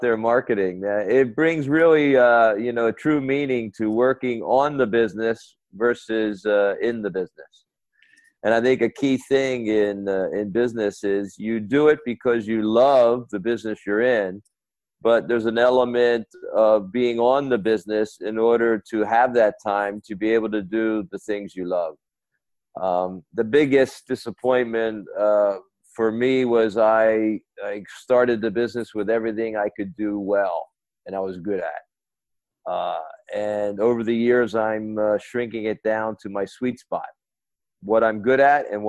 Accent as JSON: {"language": "English", "country": "United States", "moved": "as an adult", "said": "I lived around the world in 6 countries besides my home country, the U.S."}